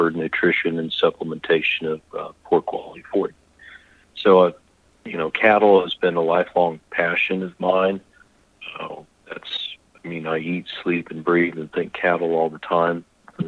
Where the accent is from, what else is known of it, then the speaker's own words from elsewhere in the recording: Indiana, United States; moved away as an adult; also born or lived in Oklahoma; I was raised in Indiana, and I'm probably one of the last of the generation who was from a small family farm